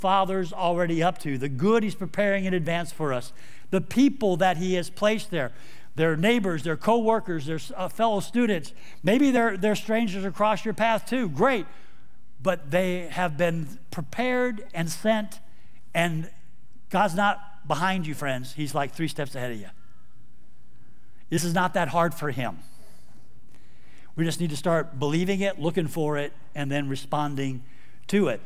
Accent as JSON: {"language": "English", "town": "Houston", "region": "Texas", "country": "United States", "moved": "yes", "said": "I'm actually from Houston, Texas"}